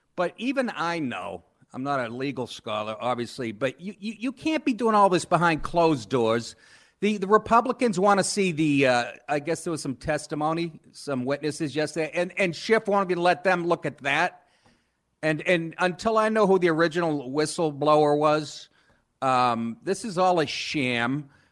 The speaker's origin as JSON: {"language": "English", "town": "Boston", "region": "Massachusetts", "country": "United States", "tie": "born or raised there", "also_born_or_lived": "Maine / Los Angeles / New York", "moved": "as an adult", "said": "I grew up in Boston"}